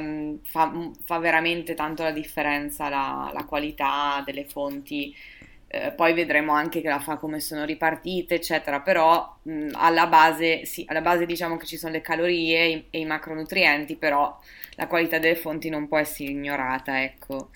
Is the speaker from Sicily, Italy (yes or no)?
no; Verona, Veneto, Italy; sono di Verona.